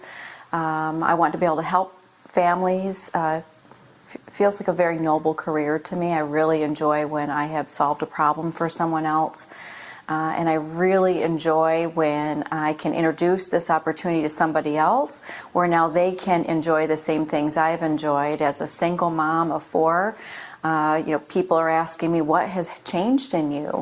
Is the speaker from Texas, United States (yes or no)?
no; Michigan, United States; moved away as an adult; now in Florida, United States; I'm from Michigan. I moved myself down to Florida